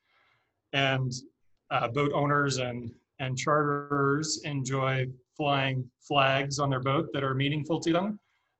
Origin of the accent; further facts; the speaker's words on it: St. Louis, Missouri, United States; moved away as an adult; also born or lived in Southern California; now in Boulder, United States; I grew up in St. Louis. I spent my formative years there before venturing out to Southern California